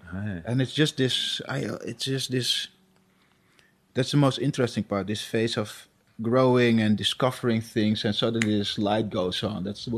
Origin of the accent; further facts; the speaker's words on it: Suriname; But where I come from, it's pretty normal. I'm from Suriname, so it's pretty normal, you know, that people believe in spirits and stuff.